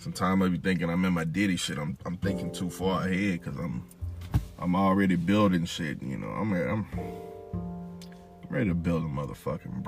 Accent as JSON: {"language": "English", "region": "Louisiana", "country": "United States", "said": "I'm from Louisiana"}